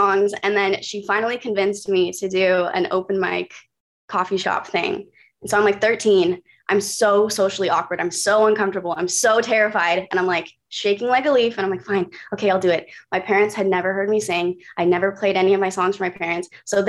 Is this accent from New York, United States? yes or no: no; Burbank, California, United States; born there; also born or lived in San Francisco / Atlanta / San Diego; No, I was born in Burbank. So okay. I'm split around a lot of places.